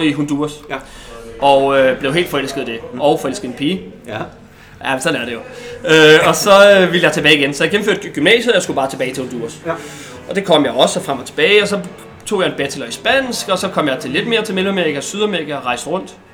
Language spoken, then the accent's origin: Danish; Denmark; moved away as an adult; also born or lived in Colombia; der er vi tre danskere dernede